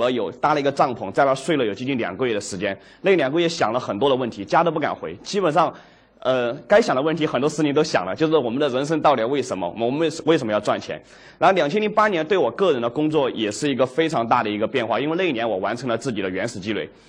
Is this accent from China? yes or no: yes; Dujiangyan, Sichuan, China; also born or lived in Chengdu; 我的老家是独江堰